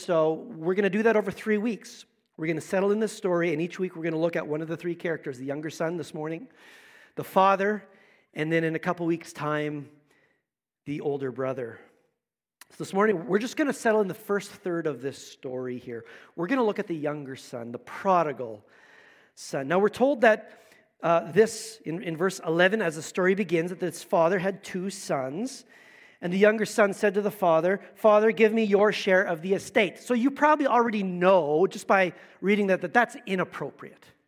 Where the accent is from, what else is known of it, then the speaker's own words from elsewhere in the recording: Manitoba, Canada; also born or lived in Niverville, Manitoba; We started in Manitoba, lived in Niverville. I, my, all my family's from Manitoba